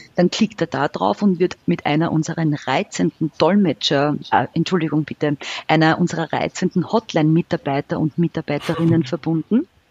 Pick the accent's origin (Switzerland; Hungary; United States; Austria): Austria; bei uns in Österreich